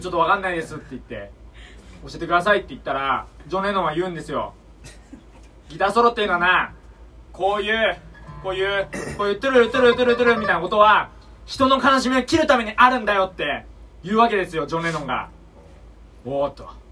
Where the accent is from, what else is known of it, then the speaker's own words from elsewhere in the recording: Kanagawa, Japan; now in Tokyo, Japan; 僕はあの神奈川県の出身で、まあ東京に今一人暮らししてるんですけど